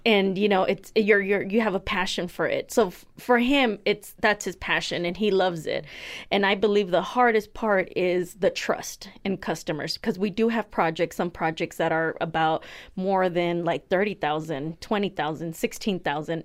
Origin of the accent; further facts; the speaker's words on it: United States; I was born here myself